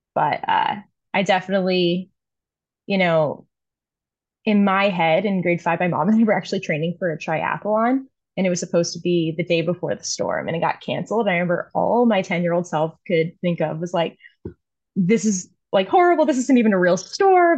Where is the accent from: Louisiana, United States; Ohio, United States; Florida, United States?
Louisiana, United States; New Orleans; moved away as an adult; now in Toronto, Canada; That's where I was born and raised